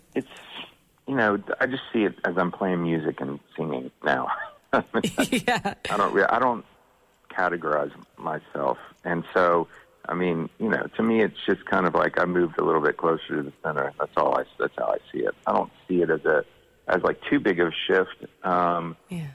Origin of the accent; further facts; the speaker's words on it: Georgia, United States; growing up in Georgia